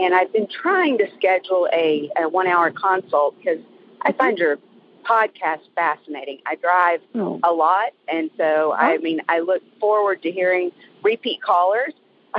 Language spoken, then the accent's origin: English; San Antonio, Texas, United States; I'm calling you from the middle of nowhere, Texas, but I'm from San Antonio.